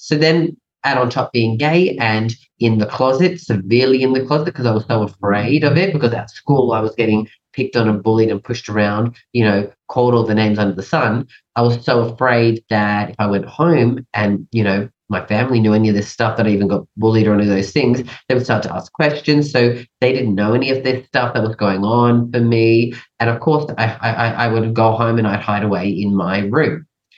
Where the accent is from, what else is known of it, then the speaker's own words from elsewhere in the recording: England, United Kingdom; also born or lived in Canada; now in Australia; So I was born in Canada, and then at a young age, we moved to England and then lived there for a number of years. And then we moved over to Australia.